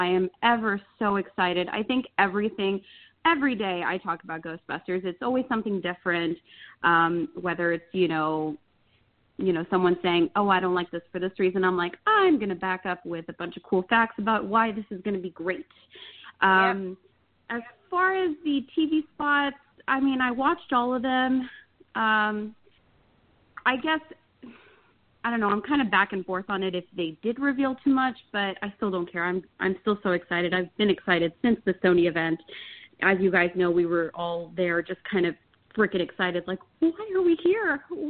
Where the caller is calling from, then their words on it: Phoenix, Arizona, United States; Hi, guys. It's … from Phoenix, Arizona.